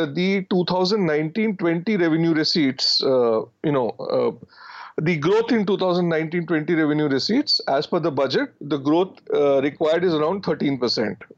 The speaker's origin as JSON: {"language": "English", "town": "Ranchi", "region": "Jharkhand", "country": "India", "tie": "born or raised there", "said": "when I grew up in Ranchi"}